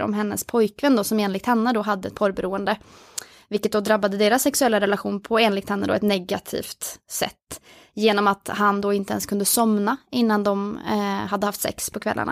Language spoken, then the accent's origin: Swedish; Oslo, Norway; moved away as an adult; now in Uppsala, Sweden; jag är från Oslo ehm, och flyttade till Uppsala där jag bor nu